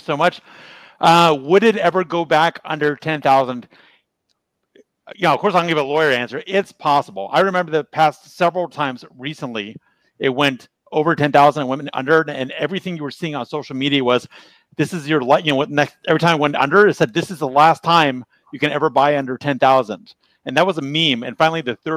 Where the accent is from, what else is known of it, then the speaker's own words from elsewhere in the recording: United States; as an American